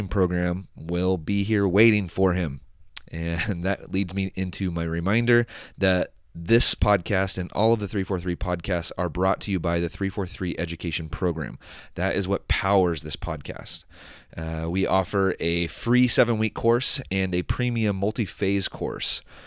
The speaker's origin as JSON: {"language": "English", "town": "San Luis Obispo", "region": "California", "country": "United States", "said": "Yeah, I'm from here. Yeah, I'm from San Luis Obispo, actually."}